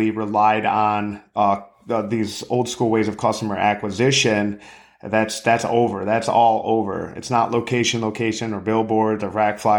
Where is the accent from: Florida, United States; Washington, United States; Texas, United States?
Florida, United States; I'm from I'm from Florida.